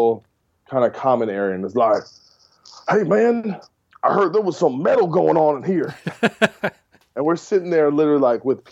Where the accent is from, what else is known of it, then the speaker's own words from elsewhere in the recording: New Jersey, United States; I'm from Jersey, where E-Town's from